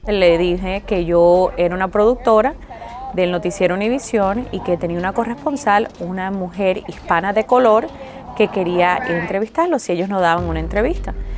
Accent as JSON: {"language": "Spanish", "country": "Cuba", "said": "que soy cubana"}